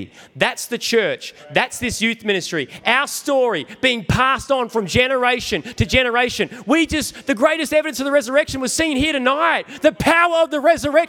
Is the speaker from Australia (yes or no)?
yes; New South Wales, Australia; I'm from New South Wales